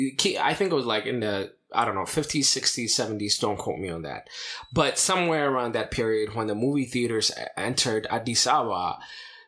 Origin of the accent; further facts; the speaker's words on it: United States; growing up in America, in the Orthodox Church